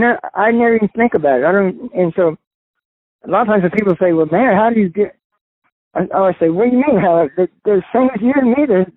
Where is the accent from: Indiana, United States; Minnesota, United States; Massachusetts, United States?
Indiana, United States; born or raised there